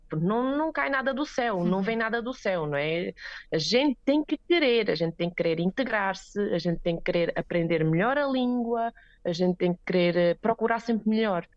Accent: Alcochete, Setúbal, Portugal; moved away as an adult; also born or lived in Switzerland / Póvoa de São Miguel, Beja, Portugal; now in Lyss, Switzerland; fiz a minha escola em Portugal

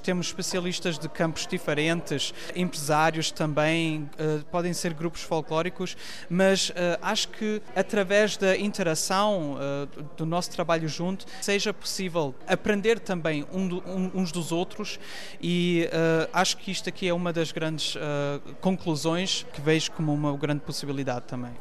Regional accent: Cologne, North Rhine-Westphalia, Germany; Portuguese is a second language; nasci em Colónia

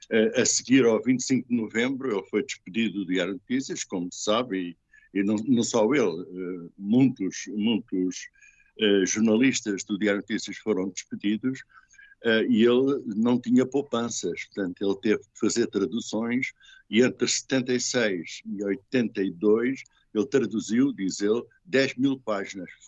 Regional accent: France; Uh, antigamente dizia-se engajado, e eu sou francês, agora diz-se comprometido, exatamente.

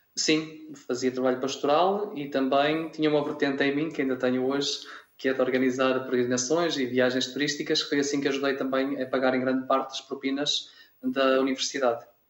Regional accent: Vila Verde, Norte, Portugal; moved away as an adult; also born or lived in Alentejo; now in Mora, Portugal; Sou de uma aldeia rural chamada Abuinda Nóbrega, Conselho Vila Verde, Distrito de Braga. Portanto, sou minhoto

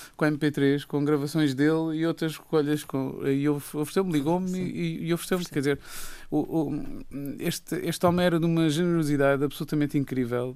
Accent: Raia, Alentejo, Portugal; E eu, eu, eu cresci na Raia

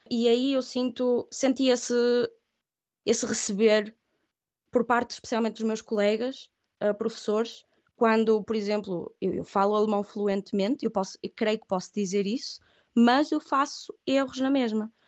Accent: Viana do Castelo, Portugal; first language Catalan; moved away as an adult; also born or lived in Catalonia, Spain / Aveiro, Portugal / Leipzig, Germany; now in Stuttgart, Germany; sou de Viana do Castelo

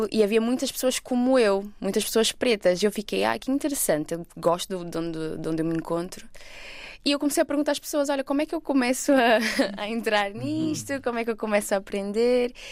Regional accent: Portugal; also born or lived in Brazil; eu nasci no Brasil, mas por volta dos meus 10 eu vim para Portugal. Uh, então eu basicamente cresci cá também.

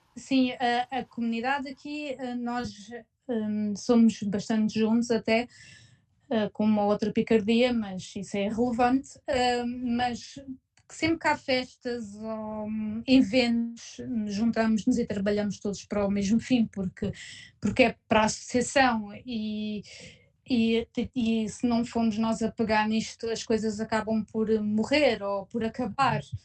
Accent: Portugal; now in Gütersloh, Germany; Não é como em Portugal, pelo menos de um, de onde eu venho

